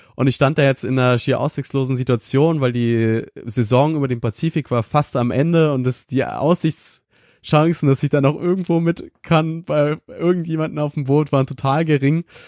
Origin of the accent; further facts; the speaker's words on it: Schleswig-Holstein, Germany; ich komme aus einem kleinen 300 Einwohner Dorf in Norddeutschland, ganz im Norden in Schleswig-Holstein